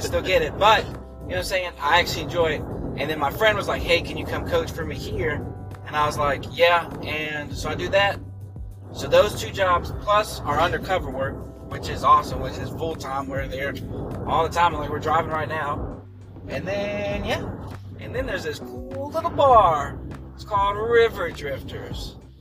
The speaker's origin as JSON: {"language": "English", "town": "Alcoa", "region": "Tennessee", "country": "United States", "moved": "as an adult", "lives_now": "Chattanooga, United States", "said": "I am from the Knoxville area, a little town called Alcoa"}